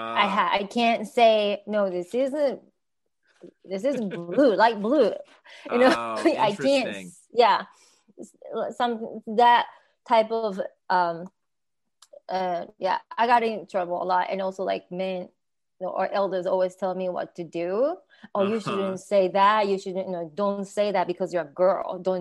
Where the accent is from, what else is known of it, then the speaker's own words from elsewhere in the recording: Niigata, Japan; English is a second language; moved away; also born or lived in Belton, Texas; From Japan, from Niigata, it's in northern Japan.